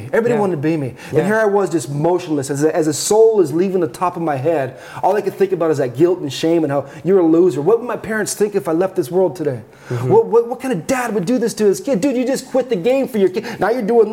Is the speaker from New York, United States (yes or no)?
no; Southern California, United States; now in Arizona, United States; I grew up in Southern California